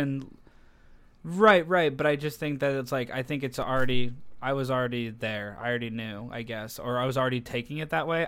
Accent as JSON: {"language": "English", "country": "United States", "said": "I'm American"}